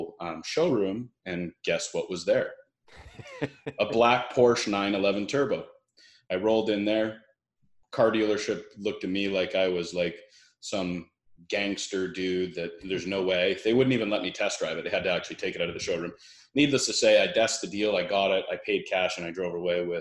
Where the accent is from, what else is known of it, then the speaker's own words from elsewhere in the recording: Brantford, Ontario, Canada; now in Kelowna, Canada; I grew up in a small town, Brantford, Ontario, which is in Canada